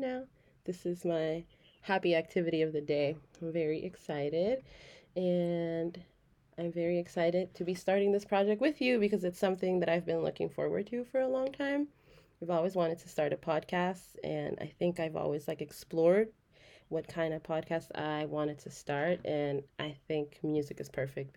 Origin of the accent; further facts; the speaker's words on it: Los Angeles, California, United States; Born and raised in Los Angeles, but Oaxaca to my core.